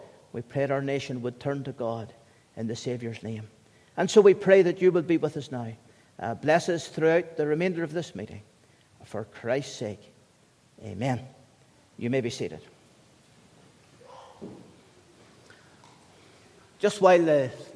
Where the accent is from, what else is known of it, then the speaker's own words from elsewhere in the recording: United Kingdom; As the British people